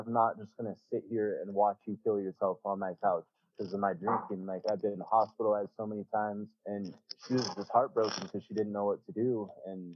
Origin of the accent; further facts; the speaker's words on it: Prineville, Oregon, United States; I moved back to my hometown, which is Prineville.